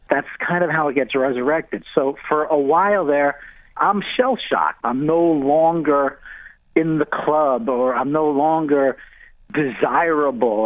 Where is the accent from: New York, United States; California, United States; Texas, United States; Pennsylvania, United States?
New York, United States; Mamaroneck; moved away; with the fellas I grew up on Rich Bell Road in Mamaroneck, New York